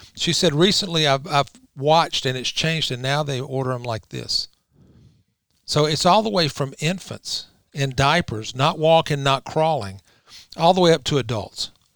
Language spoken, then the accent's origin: English; Georgia, United States; I'm from Georgia